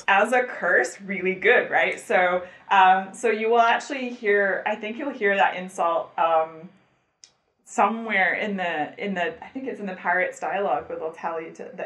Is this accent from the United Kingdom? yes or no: yes; Scotland, United Kingdom; I'm Scottish